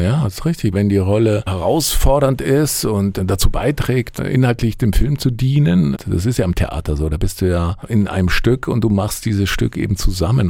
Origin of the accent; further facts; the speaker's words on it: Allgäu, Bavaria, Germany; moved away; Ich komme ja aus dem Allgäu, aus, ja, aus einer Kleinstadt